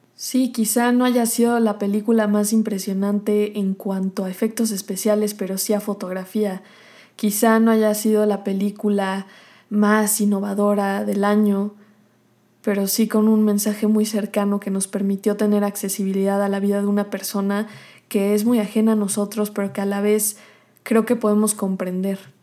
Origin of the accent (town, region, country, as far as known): Mexico